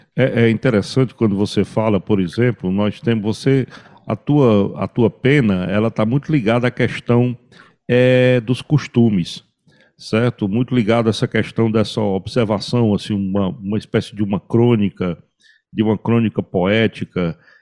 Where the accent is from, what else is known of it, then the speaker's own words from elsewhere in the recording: Cariri, Ceará, Brazil; eu como caririense da Gema